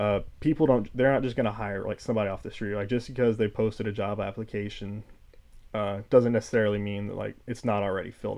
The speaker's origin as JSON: {"language": "English", "town": "College Station", "region": "Texas", "country": "United States", "moved": "as an adult", "lives_now": "Corvallis, United States", "said": "From College Station, Texas."}